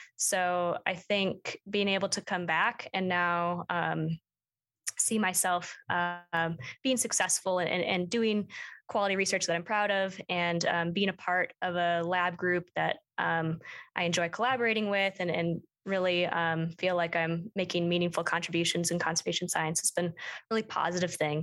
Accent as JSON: {"language": "English", "town": "Plymouth", "region": "Minnesota", "country": "United States", "tie": "born or raised there", "moved": "as an adult", "lives_now": "Bozeman, United States", "said": "I grew up in Minnesota, um, just outside the Twin Cities"}